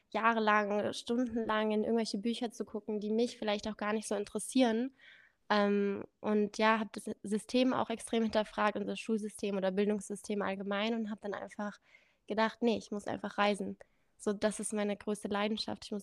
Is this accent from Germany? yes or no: no; India; born there; Ich bin in Indien geboren, da kommt auch dieser exotische Name.